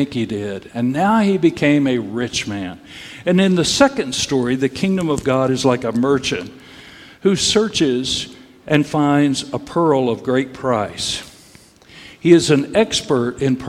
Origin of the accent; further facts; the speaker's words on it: Texas, United States; I grew up in Texas